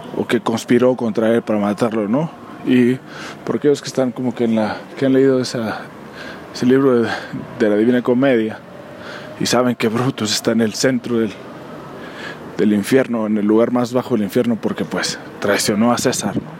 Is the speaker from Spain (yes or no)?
no; Mexico; somos nosotros como mexicanos